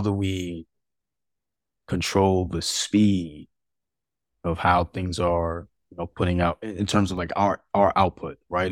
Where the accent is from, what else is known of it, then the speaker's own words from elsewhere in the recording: New York City, New York, United States; I was born in Harlem, um, you know, to two of Molly and parents